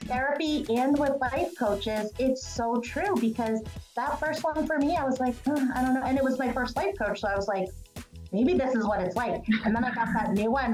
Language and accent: English; Massachusetts, United States; I'm from Massachusetts